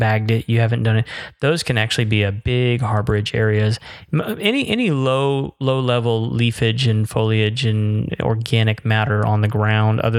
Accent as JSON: {"language": "English", "region": "Florida", "country": "United States", "tie": "born or raised there", "moved": "yes", "said": "growing up in Florida"}